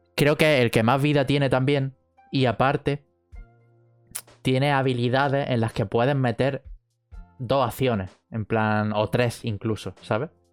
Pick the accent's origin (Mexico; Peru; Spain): Spain; Jaén, Andalusia; somos de Jaén, han abierto un, un ciber en, nuestra ciudad.